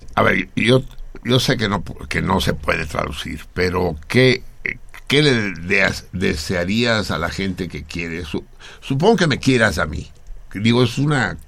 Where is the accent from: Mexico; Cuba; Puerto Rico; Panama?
Mexico; Mexico City; soy Tenochca. Soy habitante de la gran, gran Tenochtitlán.